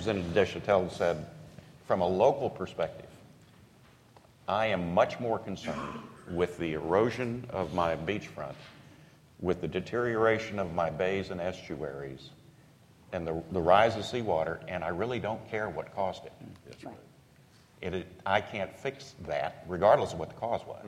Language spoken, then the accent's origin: English; Corpus Christi, Texas, United States; I'm from the Corpus Christi area